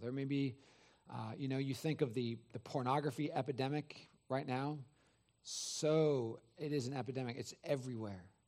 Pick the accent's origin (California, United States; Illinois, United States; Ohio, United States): California, United States; now in Georgia, United States; I'm from California